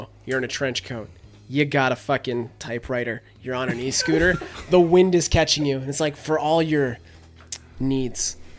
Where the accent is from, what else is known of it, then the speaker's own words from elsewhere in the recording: Canada; I'm from Canada.